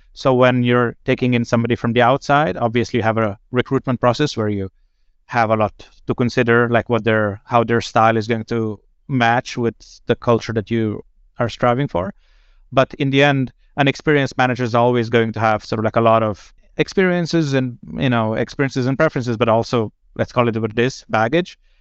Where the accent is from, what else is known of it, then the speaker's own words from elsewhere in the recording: Slovenia; moved away as an adult; now in Sweden; I'm originally from Slovenia, but I've been, um, in Sweden since